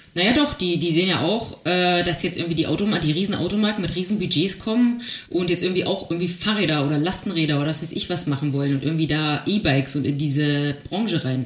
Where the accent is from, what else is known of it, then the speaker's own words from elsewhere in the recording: Germany; Wir als Deutsche